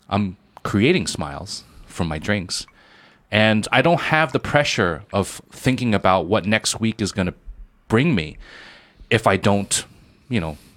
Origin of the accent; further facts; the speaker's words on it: Shanghai, China; where are you from? I'm like, I'm from Shanghai.